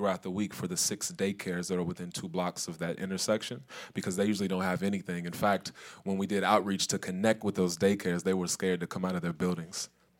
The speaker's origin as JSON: {"language": "English", "town": "Louisville", "region": "Kentucky", "country": "United States", "tie": "born or raised there", "said": "In Parkland, the neighborhood that I grew up"}